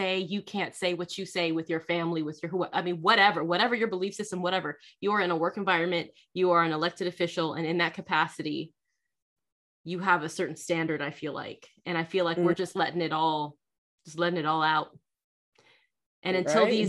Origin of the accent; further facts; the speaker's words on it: Southern California, United States; I grew up in Southern California, mostly white and Hispanic people